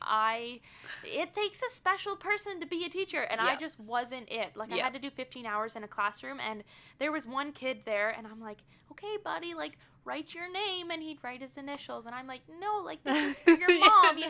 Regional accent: Peace River, Alberta, Canada; also born or lived in Minnesota / Pennsylvania; I was born and raised in Peace River. Lived here pretty much my whole life

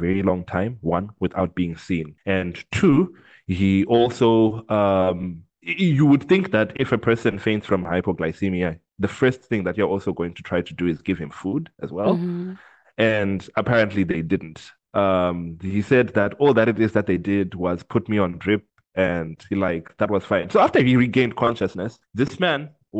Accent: Zimbabwe; I grew up in Zimbabwe

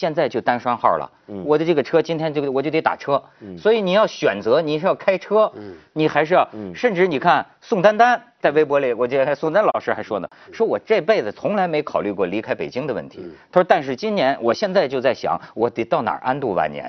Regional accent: Hebei, China; 我我觉得可能我们河北人是吸吸从小就吸吸傻了吧？

